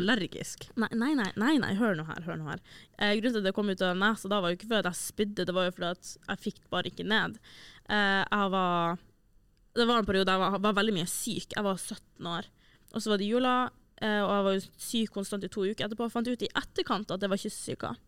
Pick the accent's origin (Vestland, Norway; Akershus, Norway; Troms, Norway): Troms, Norway; Senja; now in Trondheim, Norway; fra Senja, der jeg er fra